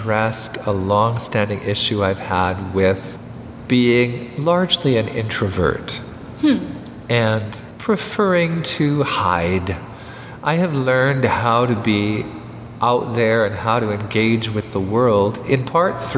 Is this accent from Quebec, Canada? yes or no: yes; Montreal, Quebec, Canada; I was brought up in the West Island of Montreal